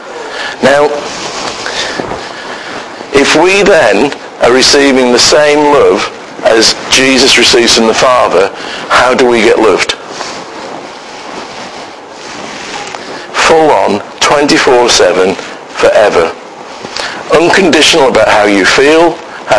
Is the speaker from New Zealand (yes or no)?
no; United Kingdom; We are so British